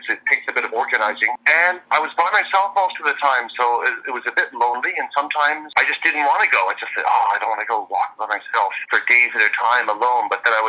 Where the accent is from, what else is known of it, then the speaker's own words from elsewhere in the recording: Canada; also born or lived in Montreal / Vancouver; now in Taiwan; From Canada, and our family moved around Canada quite a bit. So I guess I like to say that the two places I most identify with in Canada are Montreal and Vancouver.